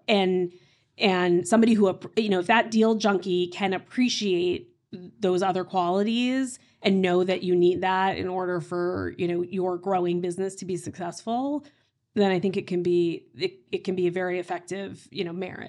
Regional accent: Tulsa, Oklahoma, United States; moved away as an adult; now in Boston, United States; I grew up in Tulsa, Oklahoma

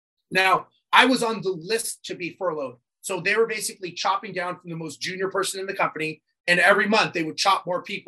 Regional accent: Los Angeles, California, United States; I grew up born and raised in Los Angeles

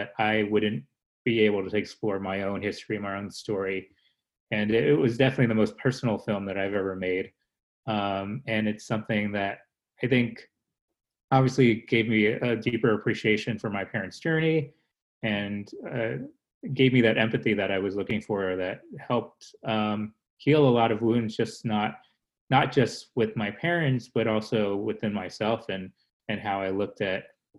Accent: United States; born there; growing up in an immigrant family, I was born in America.

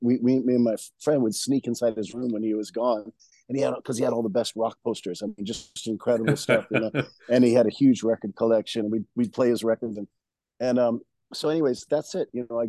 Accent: Honolulu, Hawaii, United States; moved away as an adult; also born or lived in Austin, Texas; now in Chicago, United States; "Oh, what neighborhood? Oh, Hawaii Kai." I go, "Me too. What street? Makaueli." I was like, "I grew up in Makaueli Street."

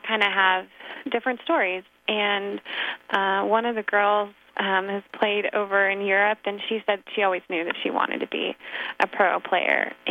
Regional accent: Sacramento, California, United States; I grew up down in Sacramento

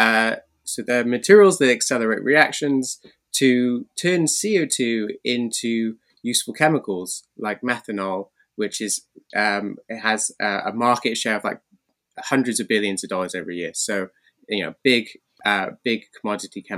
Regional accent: Cardiff, Wales, United Kingdom; born in Wales, Cardiff, the capital city

